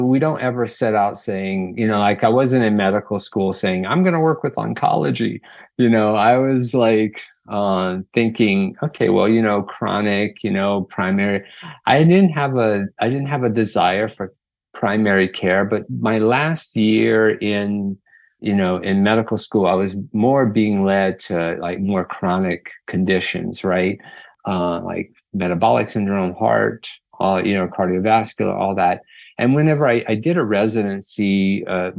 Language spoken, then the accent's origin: English; Louisiana, United States; moved away as an adult; now in Seattle, United States; I'm from Louisiana originally. I've been in Seattle area for the last 16 years